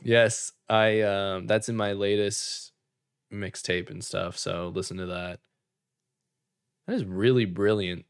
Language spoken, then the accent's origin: English; Canada; us being Canadian